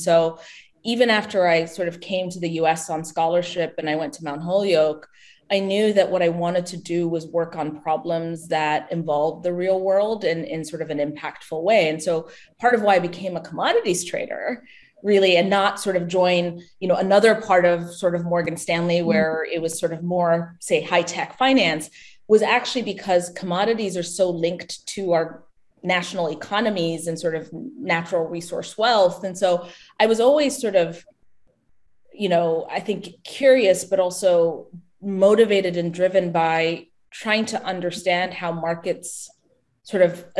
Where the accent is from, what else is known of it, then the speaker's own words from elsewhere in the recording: Ethiopia; Yeah, I mean, I was born and raised in Ethiopia. You know, my family still lives back home.